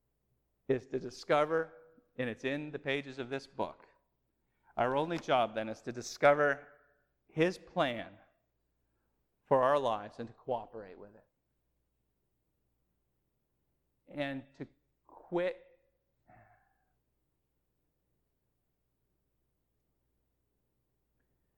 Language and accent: English; New England, United States; we grew up in New England